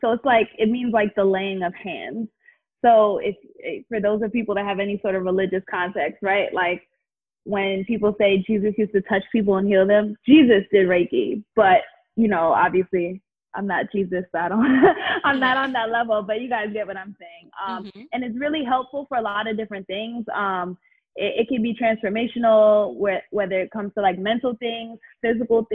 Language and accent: English; Jamaica; I'm Jamaican, so instead of like coconut rice and peas